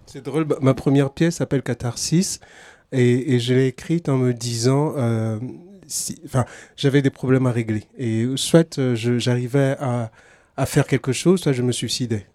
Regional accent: Togo; now in France; je suis originaire du Togo. Ça fait une euh, vingtaine d'années que j'habite en France

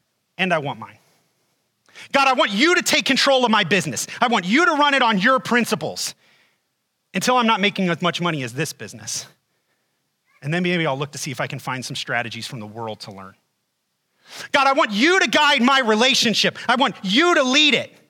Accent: Ohio, United States; moved away; I'm originally from Ohio.

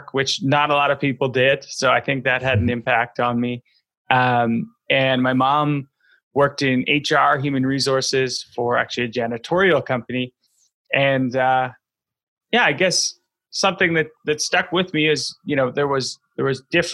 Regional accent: Vancouver, British Columbia, Canada; grow up in Vancouver, BC, Canada

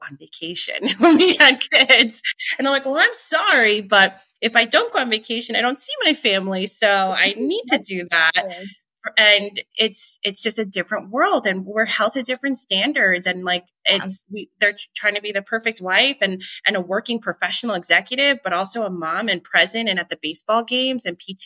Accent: Long Island, New York, United States; moved away; growing up in Long Island

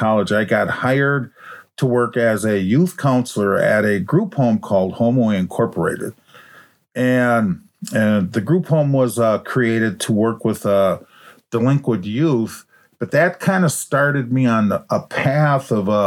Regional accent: Minneapolis, Minnesota, United States; I was in junior high school over in North Minneapolis

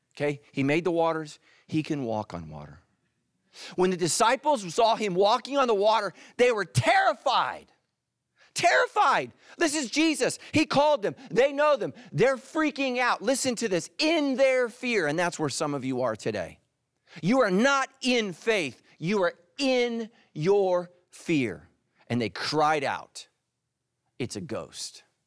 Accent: California, United States; I'm not from the South. I'm from California, I promise you, my whole life

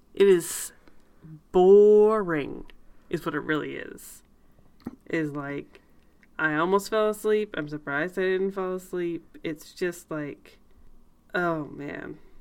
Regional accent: Canada; I'm very Canadian.

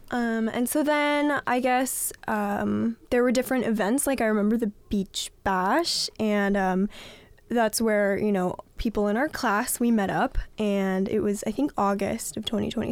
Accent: Southern California, United States; I am from Southern California

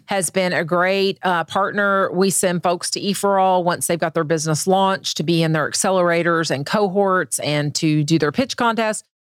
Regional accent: Siloam Springs, Arkansas, United States; also born or lived in Grove, Oklahoma / Fayetteville, Arkansas; when I was growing up in Solomon Springs

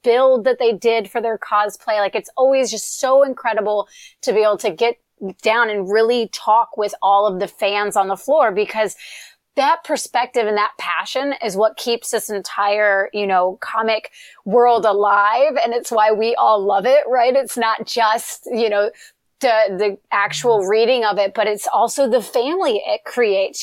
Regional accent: Eastern North Carolina, United States; moved away as an adult; now in California, United States; I grew up in Eastern North Carolina, you know, in a, in literally a no stoplight town

